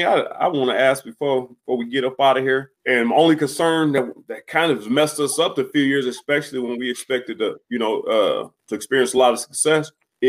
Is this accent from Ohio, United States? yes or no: yes; Cleveland, Ohio, United States; I'm from Cleveland, man.